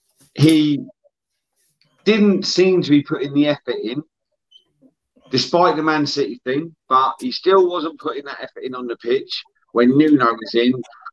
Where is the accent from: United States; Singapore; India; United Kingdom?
United Kingdom; Helensburgh, Scotland; I'm originally from Helensburgh, mate. About 40 minutes west.